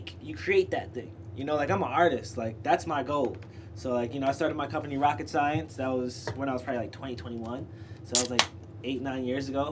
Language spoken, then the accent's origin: English; New York City, New York, United States; I'm from Brooklyn